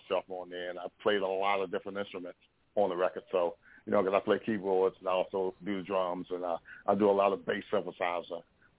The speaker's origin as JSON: {"language": "English", "town": "Washington", "region": "District of Columbia", "country": "United States", "said": "I'm from Washington D.C."}